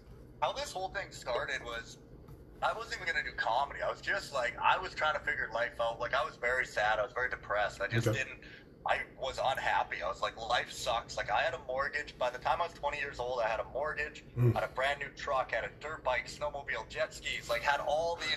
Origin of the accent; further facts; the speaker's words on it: Prince George, British Columbia, Canada; that's in Prince George. It's in my hometown.